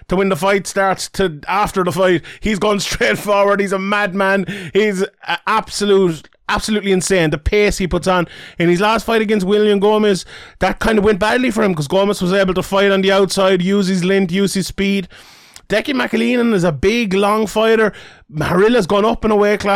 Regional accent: Ireland; I'm Irish

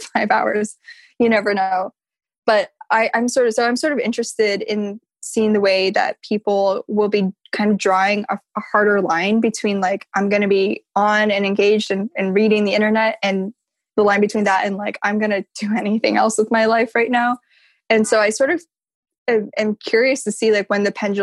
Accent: Midwest, United States; moved away as an adult; also born or lived in Washington, D.C.; coming from that background where like English wasn't my first language, or it wasn't my only first language. And also just sort of, you know, coming from the Midwest

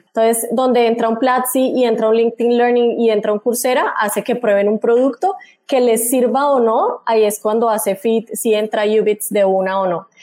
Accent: Bucaramanga, Santander, Colombia; moved away as an adult; also born or lived in Mexico City, Mexico; soy bumanguesa, soy de Colombia

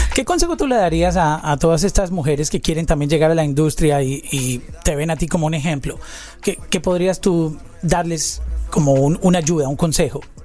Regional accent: Colombia; Yo soy colombiano

